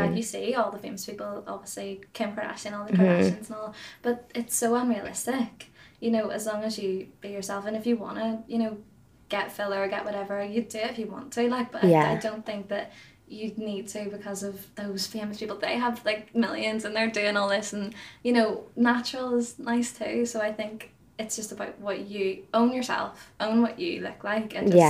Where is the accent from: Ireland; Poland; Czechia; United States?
Ireland; accent: Irish; I went to London, actually, a few weeks ago, and everyone was so shocked at my accent. They were like, oh my God, like, they, like, clinged on to me because I had this Irish accent. I'm like, guys, it's really not that big. I'm just across the water.